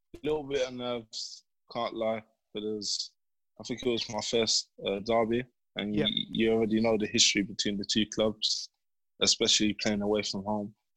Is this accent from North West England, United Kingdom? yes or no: no; London, United Kingdom; growing up in Bermondsey? Yeah, it was calm. Yeah, um, I had a few friends around there. Went to the same primary school.